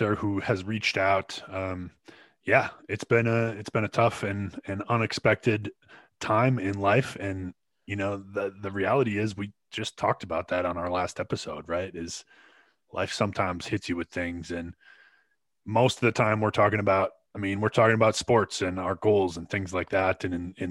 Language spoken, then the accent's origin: English; Glenwood, Minnesota, United States; the golf club that I grew up in Glenwood